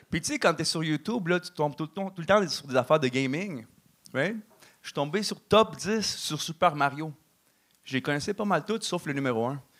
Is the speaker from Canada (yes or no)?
yes; Canada; also born or lived in Mexico; Puis euh, maintenant, j'ai la double citoyenneté, tu sais. Fait que je suis canadien et mexicain.